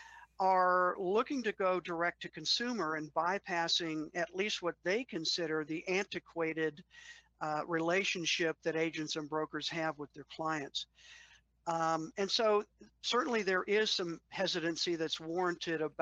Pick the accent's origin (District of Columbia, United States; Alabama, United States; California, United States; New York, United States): District of Columbia, United States; Washington; as a kid, I grew up in the Washington, D.C. area